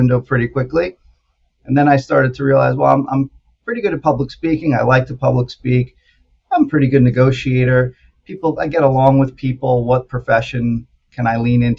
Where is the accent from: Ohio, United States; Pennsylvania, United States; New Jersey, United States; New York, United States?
New York, United States; Syosset; I grew up on Long Island, about in Syosset, Woodbury area. So it's like 40 minutes outside of New York City.